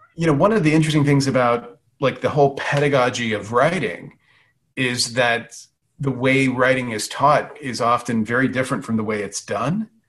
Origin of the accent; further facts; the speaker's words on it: Louisiana, United States; I was born in Louisiana, grew up in Louisiana